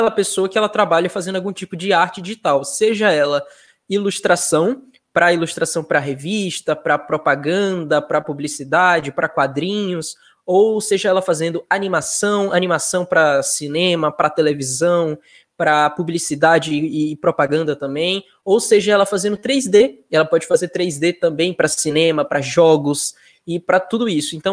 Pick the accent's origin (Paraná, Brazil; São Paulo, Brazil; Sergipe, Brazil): Sergipe, Brazil; Nossa Senhora do Socorro; now in Estância, Brazil; mas eu sou eu sou nascido em Nossa Senhora do Socorro. Foi lá minha infância, mas hoje eu sou de Estância.